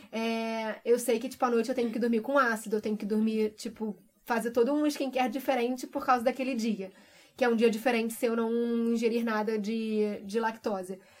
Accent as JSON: {"language": "Portuguese", "country": "Brazil", "moved": "as an adult", "said": "eu saí do Brasil me sentindo muito insegura com tudo que estava acontecendo, deixando família"}